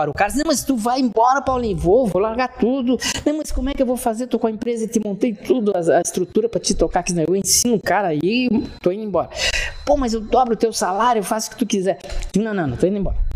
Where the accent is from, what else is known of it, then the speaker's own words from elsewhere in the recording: Erechim, Rio Grande do Sul, Brazil; é, é gaúcho. Sou gaúcho.